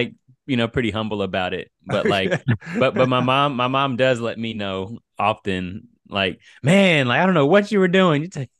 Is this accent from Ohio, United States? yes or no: no; Virginia Beach, Virginia, United States; also born or lived in Silver Spring, Maryland / Sicily / Texas; I am from Virginia Beach, Virginia. I grew up in an amazing home with two Christian parents. I was baptized around 10 or 11 years old. My dad was in the Navy, so we moved around a little bit.